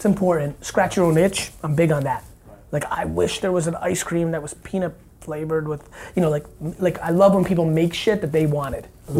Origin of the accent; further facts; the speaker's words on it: Edison, New Jersey, United States; also born or lived in Russia / Queens, New York / Dover, New Jersey; I really grew up in Edison